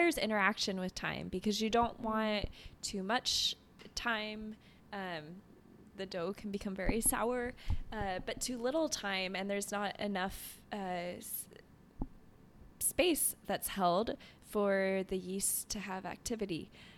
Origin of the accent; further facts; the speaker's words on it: Canada; Oh, I'm French Canadian